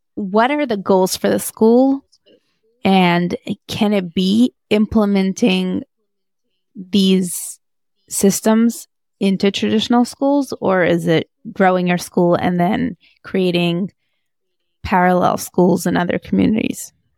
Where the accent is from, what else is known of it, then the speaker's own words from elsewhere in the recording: Moscow, Russia; moved away; I grew up in Moscow